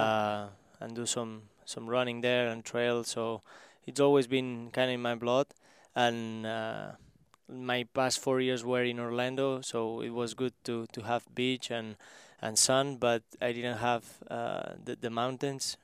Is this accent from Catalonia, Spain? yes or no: yes; small town near Barcelona, Catalonia, Spain; English is a second language; moved away as an adult; now in Kansas City, United States; I was in my, my hometown, which is, uh, four thousand people there, uh, small, small one